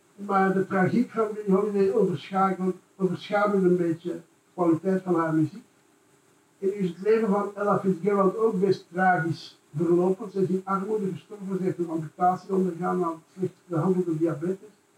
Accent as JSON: {"language": "Dutch", "town": "Brussels", "region": "Brussels-Capital Region", "country": "Belgium", "said": "ik dan ook als Brusselaar"}